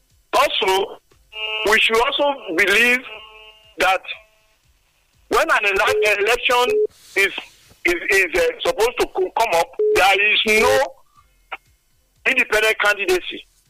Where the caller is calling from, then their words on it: Lagos, Nigeria; I'm coming from Lagos.